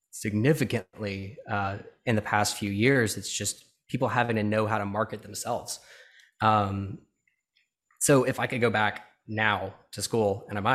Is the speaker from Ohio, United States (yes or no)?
no; Birmingham, Alabama, United States; born or raised there